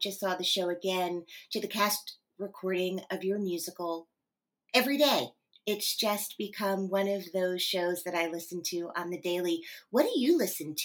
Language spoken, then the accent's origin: English; New Jersey, United States; I grew up in New Jersey